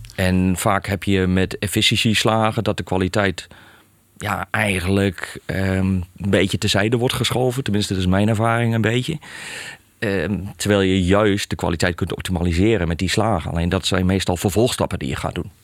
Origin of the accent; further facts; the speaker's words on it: Hellendoorn, Overijssel, Netherlands; kom midden uit Overijssel, uit Hellendoorn. Eh, daar eigenlijk geboren en getogen.